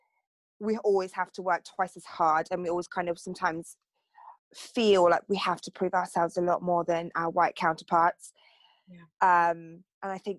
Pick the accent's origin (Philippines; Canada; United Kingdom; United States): United Kingdom; Torquay, South West England; I grew up in Torquay